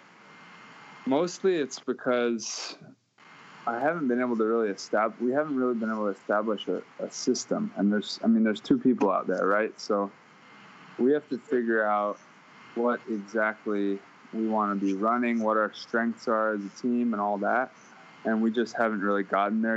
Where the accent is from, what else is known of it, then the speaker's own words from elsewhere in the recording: Honolulu, Hawaii, United States; I went to the Academy of the Pacific, and I graduated with 20 kids up on the hillside